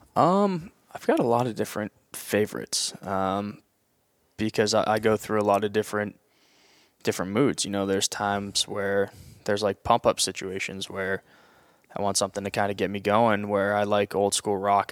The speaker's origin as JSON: {"language": "English", "region": "New England", "country": "United States", "tie": "born or raised there", "said": "as a kid growing up in New England"}